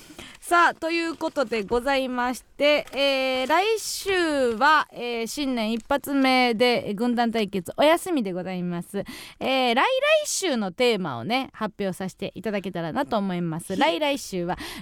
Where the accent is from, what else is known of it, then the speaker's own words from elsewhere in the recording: Kansai, Osaka, Japan; 地元大阪関西での知名度を上げるべく